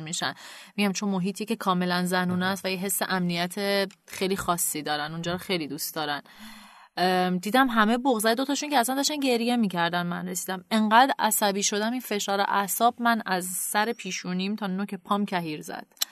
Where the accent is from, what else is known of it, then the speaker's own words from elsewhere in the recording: Canada; moved away as an adult; also born or lived in Tehran, Iran / United States; now in Iran; خودم متولد تهران و بزرگ شده کانادا هستم